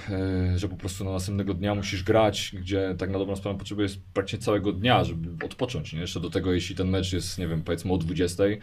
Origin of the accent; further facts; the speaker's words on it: Poznań, Greater Poland, Poland; No, 40 kilometrów od nas, raczej od nas jestem Poznań. Tak, tutaj jakaś mniejsza miejscowość niż Opalenica, ale ten.